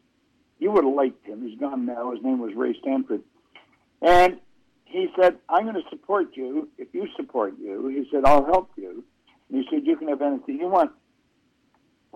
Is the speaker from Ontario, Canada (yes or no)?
yes; Toronto, Ontario, Canada; also born or lived in Owen Sound, Ontario; My mother moved us to Toronto during the Second World War. I was just a little guy. And we grew up in Toronto